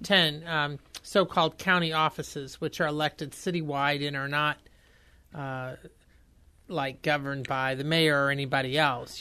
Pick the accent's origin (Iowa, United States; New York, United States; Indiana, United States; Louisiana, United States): Indiana, United States; I'm from Indiana